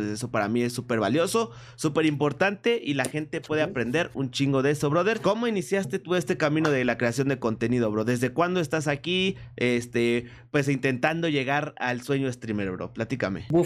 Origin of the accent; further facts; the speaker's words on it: Colombia; De Colombia, de Colombia, hermano.